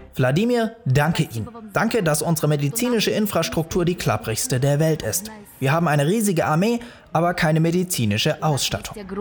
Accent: Germany; bei uns in Deutschland

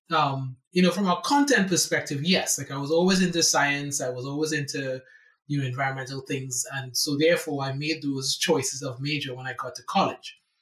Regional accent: San Fernando, Trinidad & Tobago; moved away as an adult; now in United States; I was born in in San Fernando, Trinidad and Tobago, which is the last Caribbean island in the archipelago.

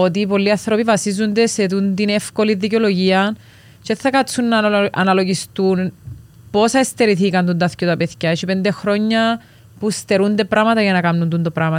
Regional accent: Cyprus; moved away; Είμαστε νησιώτες, είμαστε Κυπρέοι, οπότε θέλαμε κάπω να ξεφύγουμε από το reality και τη ζωή μας στην Κύπρο

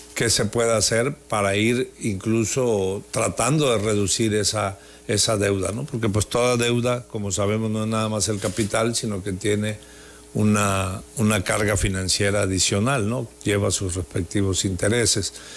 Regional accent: Tabasco, Mexico; Todos somos tabasqueños

